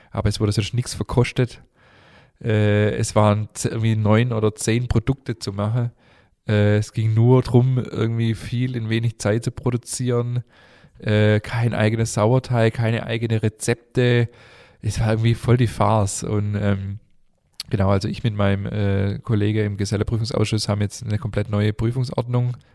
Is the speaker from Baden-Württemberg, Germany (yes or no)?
yes; Stuttgart, Baden-Württemberg, Germany; Ich bin in Stuttgart geboren